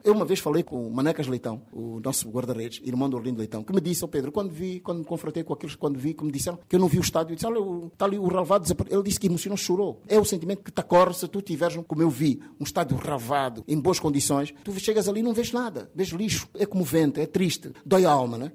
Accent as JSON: {"language": "Portuguese", "region": "Benguela", "country": "Angola", "tie": "born or raised there", "also_born_or_lived": "Huambo", "said": "Eu sou de Bengala"}